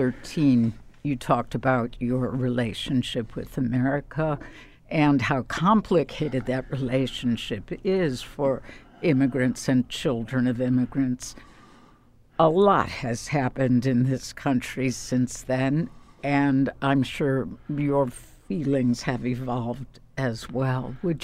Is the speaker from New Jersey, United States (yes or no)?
no; Chicago, Illinois, United States; I grew up in Chicago